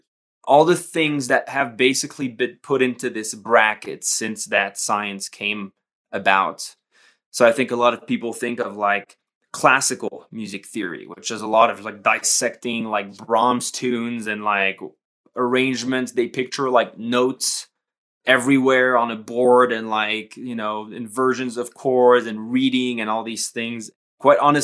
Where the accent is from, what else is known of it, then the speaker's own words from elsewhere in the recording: Paris, Île-de-France, France; moved away as an adult; now in Colorado, United States; I was born and raised in Paris up until I was about 25 years old. That's when I moved to the States.